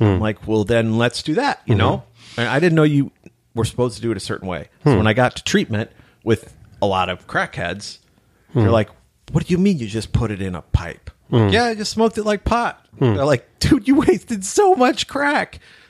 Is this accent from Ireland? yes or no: yes; Ireland; I'm pale, I'm Irish, I'm a writer, and I'm an alcoholic.